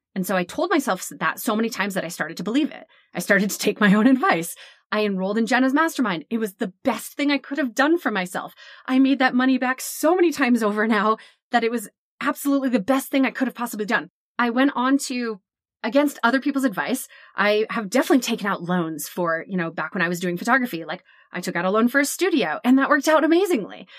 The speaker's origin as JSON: {"language": "English", "region": "New Jersey", "country": "United States", "said": "we're from Jersey"}